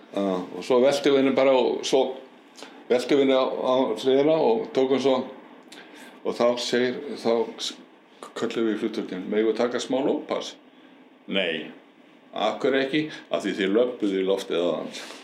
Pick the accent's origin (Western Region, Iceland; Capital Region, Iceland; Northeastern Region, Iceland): Capital Region, Iceland; Reykjavík; Ég er alveg upp í Reykjavík fættur upp alveg Reykjavík og var þar til týtugs